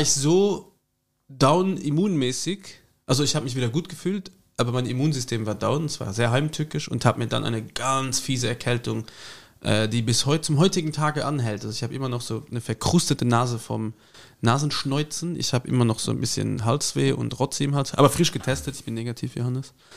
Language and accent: German; Germany; bei uns, wenn der Mosel, wo ich herkomme, gibt es Aale